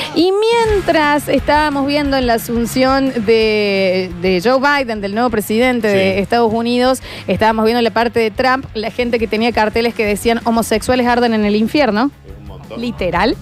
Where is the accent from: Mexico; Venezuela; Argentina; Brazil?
Argentina; representante argentina